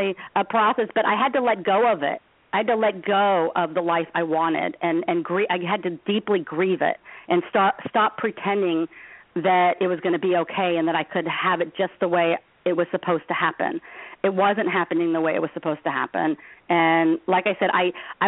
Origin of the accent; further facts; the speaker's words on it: Los Angeles, California, United States; I come from Los Angeles